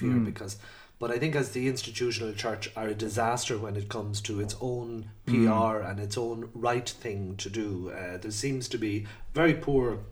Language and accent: English; Ireland; our Irish identity, particularly as Irish citizens